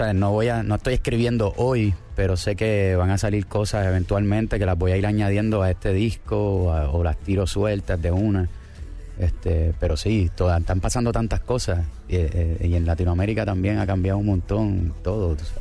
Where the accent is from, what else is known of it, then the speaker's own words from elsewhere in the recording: Puerto Rico; also born or lived in Argentina; yo soy de Puerto Rico y ahora eh, es, mi país es Puerto Rico y mi familia está allá y yo vivo allá